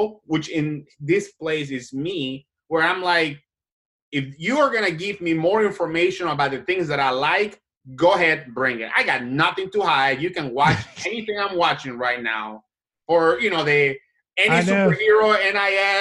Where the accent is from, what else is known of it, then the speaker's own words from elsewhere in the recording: Colombia; now in United States; I am an immigrant. I was born and raised in Latin America, in Colombia